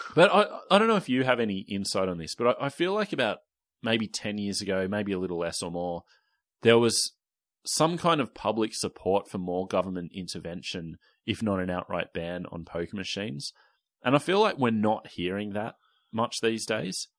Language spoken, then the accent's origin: English; Sydney, New South Wales, Australia; I grew up in Newtown